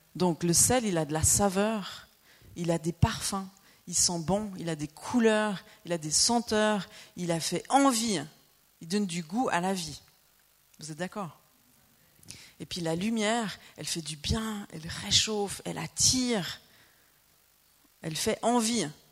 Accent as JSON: {"language": "French", "area": "Lausanne region", "region": "Vaud", "country": "Switzerland", "also_born_or_lived": "Normandy", "moved": "as an adult", "lives_now": "Annecy, France", "said": "on est suisse. On vient de la région de Lausanne"}